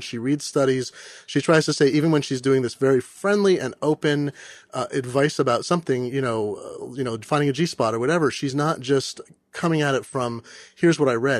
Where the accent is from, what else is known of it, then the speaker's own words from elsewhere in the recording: Eugene, Oregon, United States; now in Seattle, United States; I grew up in Eugene